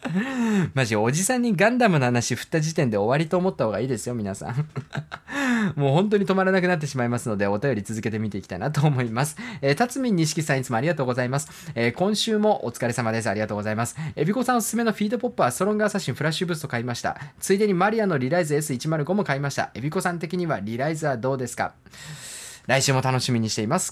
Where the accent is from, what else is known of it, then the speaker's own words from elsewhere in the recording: Hokkaido, Japan; moved away; also born or lived in Sapporo; 僕もね、あの、北海道出身で、ずっとね、あのー、札幌に住んでたんですけれども